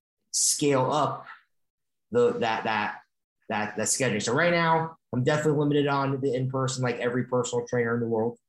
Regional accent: Stamford, Connecticut, United States; moved away; also born or lived in Indiana; I'm not from Los Angeles. I'm actually from Connecticut. So I know Westchester very well. I'm from Stamford, Connecticut.

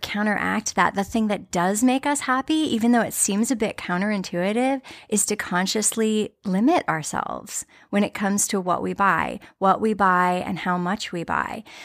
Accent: United States; as American consumers

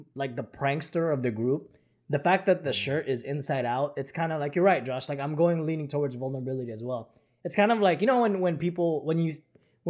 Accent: Philippines; moved away; when I was growing up in the Philippines

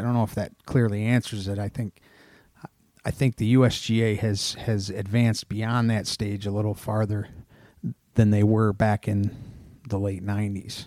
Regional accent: Odessa, New York, United States; moved away; Finger Lakes region of New York in a town called Odessa, New York.

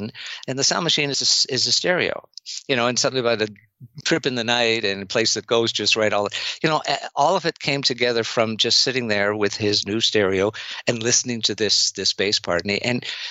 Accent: Canada; I'm Canadian

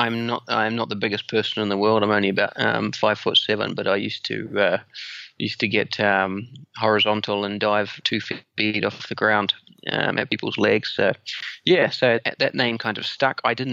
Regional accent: New Zealand; moved away as an adult; also born or lived in London; now in Singapore; Yeah, so I'm originally from New Zealand, born and bred in New Zealand. I've been now living in Singapore for 20 years.

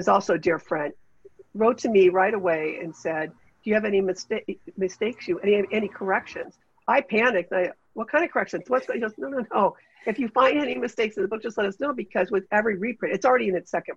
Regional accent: Ashtabula, Ohio, United States; now in Cleveland, United States; I grew up in Ashtabula. I grew up in Ashtabula County.

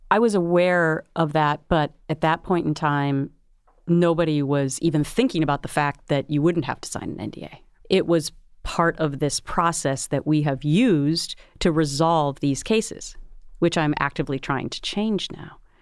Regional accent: Minnesota, United States; I grew up in Minnesota where it's Minnesota nice

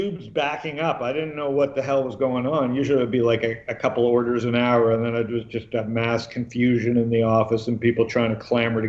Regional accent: Toronto, Ontario, Canada; moved away as an adult; also born or lived in Phoenix, Arizona; I was born and raised in Toronto.

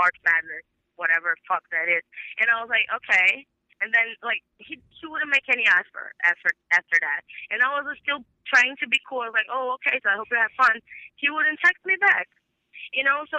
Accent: Brazil; moved away; because I'm from Brazil

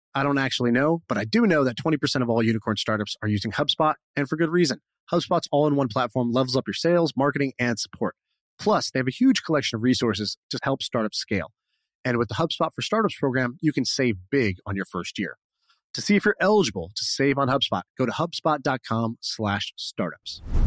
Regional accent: Colorado, United States; I grew up in Colorado

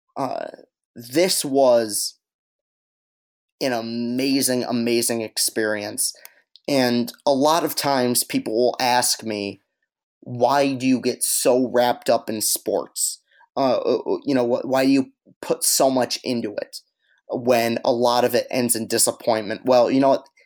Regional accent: East Lansing, Michigan, United States; I grew up in East Lansing

